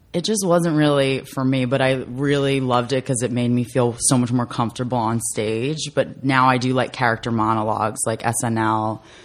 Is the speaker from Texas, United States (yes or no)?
no; Camden County, New Jersey, United States; moved away as an adult; Because I'm from Camden County.